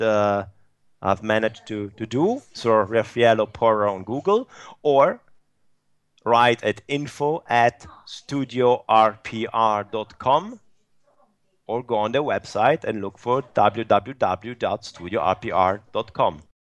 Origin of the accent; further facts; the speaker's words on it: Turin, Piedmont, Italy; my hometown, which is Turin